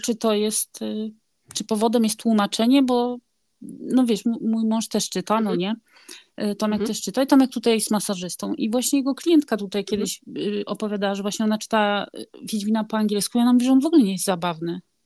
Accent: Gdynia, Pomeranian Voivodeship, Poland; moved away as an adult; also born or lived in Rzeszów, Poland; now in Bergen, Norway; ja jestem z Gdyni

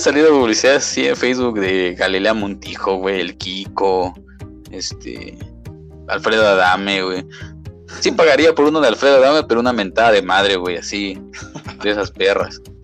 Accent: Mexico; como buen mexicano

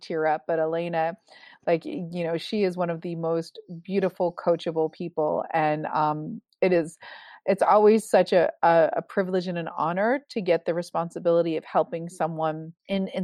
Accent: Newburyport, Massachusetts, United States; moved away as an adult; now in West Coast, United States; I'm from Newburyport, Massachusetts. I grew up and I never thought I would live outside of New England.

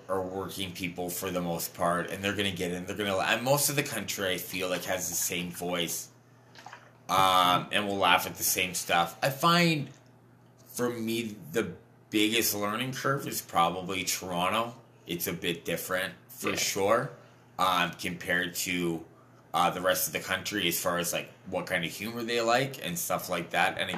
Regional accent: London, United Kingdom; Like London, you know, like mid-sized working class cities

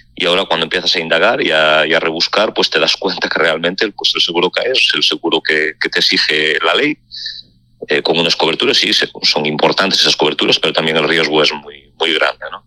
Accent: Lalín, Galicia, Spain; que soy de Lalín

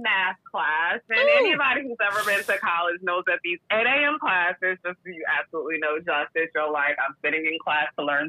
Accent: New York, United States; So the most prominent one is, oh, you live on Long Island, you must be rich, you must live in the Hamptons. It's like, no.

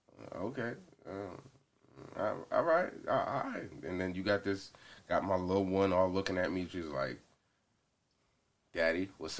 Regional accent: Atlanta, Georgia, United States; now in Los Angeles, United States; Technically Atlanta from, like, because I've been there for, like, the longest.

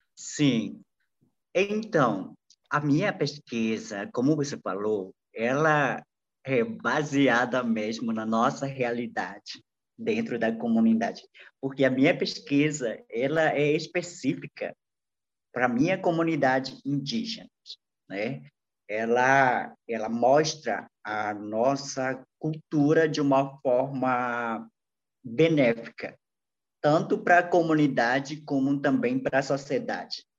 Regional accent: Vila Betânia, Amazonas, Brazil; Portuguese is a second language; also born or lived in Manaus, Brazil; now in Brasília, Brazil; Eu saí na minha comunidade quando eu tinha 13

